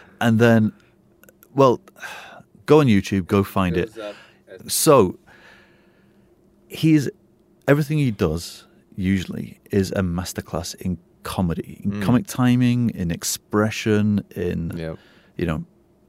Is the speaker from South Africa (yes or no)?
no; England, United Kingdom; now in Singapore; Me being English